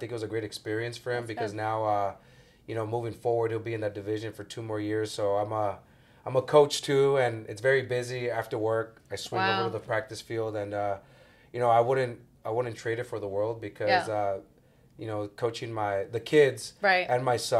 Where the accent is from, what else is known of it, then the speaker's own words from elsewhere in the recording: Santa Ana, California, United States; Right there on Cubden and Birch, where Lathrop and Franklin Elementary is at. I went to Franklin.